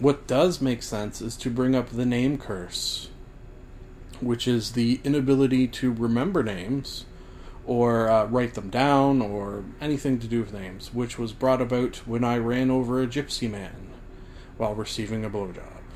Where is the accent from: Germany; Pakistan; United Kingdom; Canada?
Canada; also born or lived in Scotland (ancestry); as a Canadian like myself